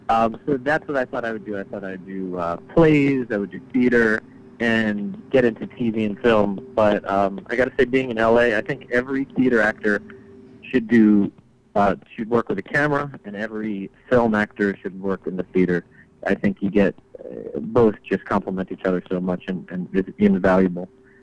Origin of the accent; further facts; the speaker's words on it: New Jersey, United States; moved away as an adult; also born or lived in New York / London / Russia; now in Los Angeles, United States; Born in New York, raised in New Jersey.